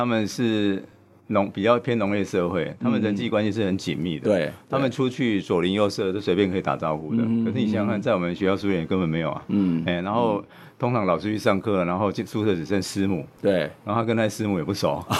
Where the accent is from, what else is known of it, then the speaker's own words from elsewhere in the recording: Changhua County, Taiwan; also born or lived in Taipei; now in Minxiong, Taiwan; 其实我是在彰化出生了哈，然后后来在台北工作二十年，然后大概在二零一零年 我在零九一零左右来到民雄，嗯哼，然后会来到民雄，其实原因很简单，就是因为我来中正大学教书，